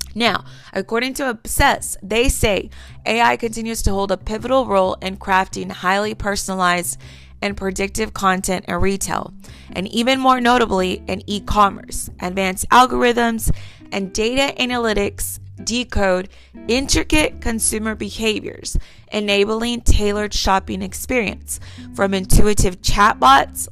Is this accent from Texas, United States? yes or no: yes; Texas, United States; I'm from Texas